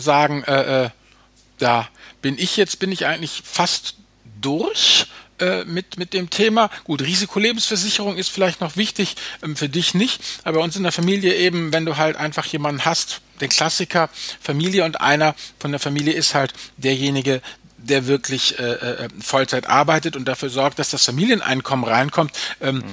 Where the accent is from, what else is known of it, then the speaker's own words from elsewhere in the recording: Germany; bei uns in Deutschland